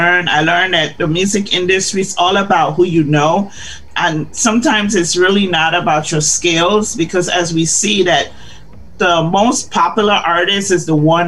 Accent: Chicago, Illinois, United States; also born or lived in Guyana; I grew up in Chicago

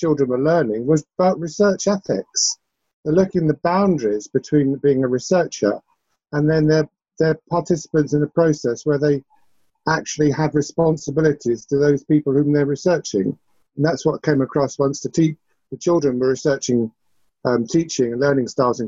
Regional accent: England, United Kingdom; accent: English; now in Scotland; my English accent

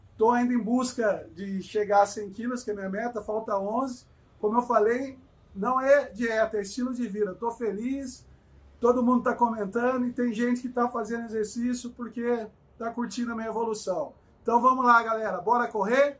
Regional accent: Cruzeiro, São Paulo, Brazil; moved away as an adult; now in São Paulo, Brazil; sou nascido e criado em Cruzeiro, Vale do Paraíba, aqui no interior de São Paulo. Moro há 16 anos aqui na capital

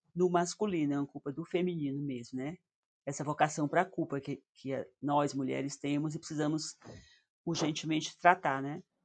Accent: Northeast Region, Brazil; accent: nordestina; meu sotaque de nordestina

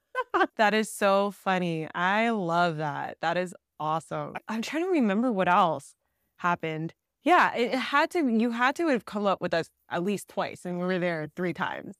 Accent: New Jersey, United States; now in Southern California, United States; I actually grew up in Jersey in the East Coast.

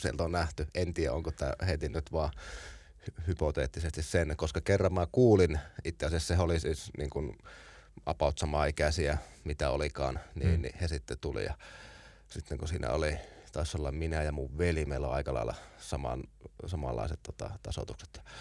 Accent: Oulu, North Ostrobothnia, Finland; meillä Oulussa silloin

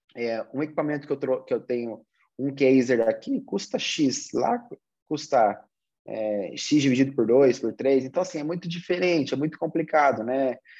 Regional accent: Brazil; Nós, como brasileiros

